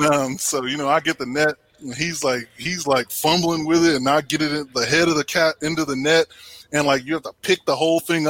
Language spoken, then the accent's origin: English; Temple, Texas, United States; I'm from Temple, Texas originally. So, you know, grew up fishing the Leon River and, you know, Belton Lake